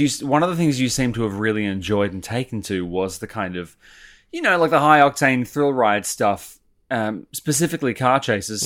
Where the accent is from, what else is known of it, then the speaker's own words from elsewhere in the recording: Sydney, New South Wales, Australia; I grew up over in Sydney